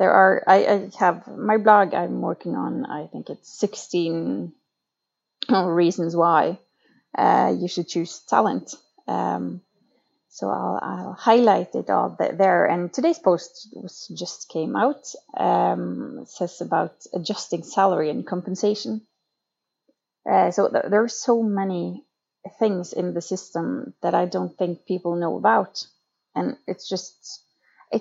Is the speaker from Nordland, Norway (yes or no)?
yes; Lofoten, Nordland, Norway; now in Oslo, Norway; I come from the far north part of Norway in Lofoten, which is the most beautiful place in the world. But right now I live in Oslo, the capital of Norway